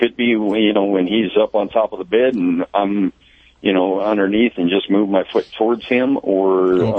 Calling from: Tucson, Arizona, United States; I'm calling from Tucson, Arizona.

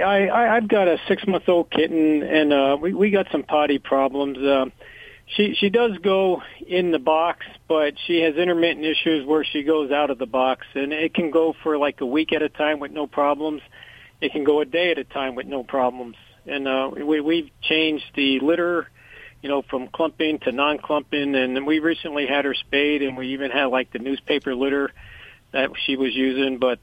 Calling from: Pottstown, Pennsylvania, United States; I'm calling from uh, Pottstown, Pennsylvania

